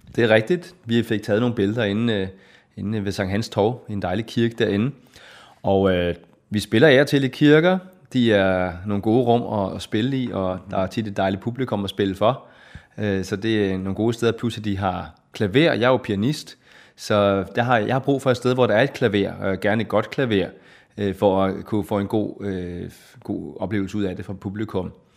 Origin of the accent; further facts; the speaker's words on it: Hillerød, Capital Region of Denmark, Denmark; also born or lived in Copenhagen; Jeg er født i København og opvokset i Hillerød